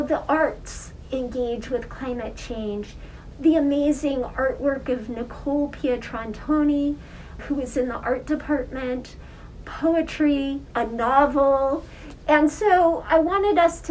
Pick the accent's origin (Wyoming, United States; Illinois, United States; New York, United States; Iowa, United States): Wyoming, United States; moved away; I grew up in Wyoming